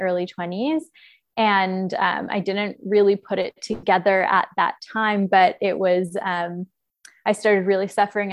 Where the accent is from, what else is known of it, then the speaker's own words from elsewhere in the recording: Toronto, Ontario, Canada; now in Nosara, Costa Rica; I am originally from Toronto, but I've lived in many places all around the world